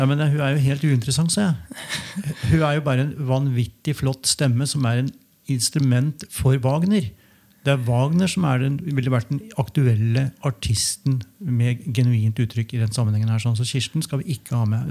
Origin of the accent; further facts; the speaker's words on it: Hamar, Innlandet, Norway; Jeg har vokst opp på Hamar sjøl